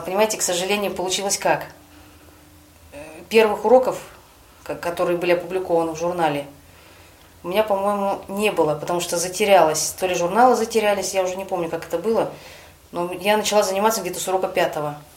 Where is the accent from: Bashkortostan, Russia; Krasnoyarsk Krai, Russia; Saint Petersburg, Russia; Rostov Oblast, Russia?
Krasnoyarsk Krai, Russia; Taseyevsky District; also born or lived in Abakan; now in Krasnoyarsk, Russia; Родилась я не в самом Красноярске, я родилась в Тасеевском районе. Это за 400 километров от Красноярска.